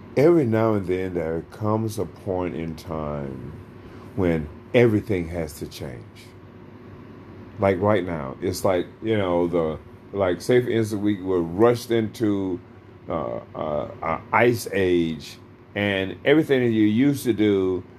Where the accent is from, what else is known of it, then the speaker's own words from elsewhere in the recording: United States; we are American citizens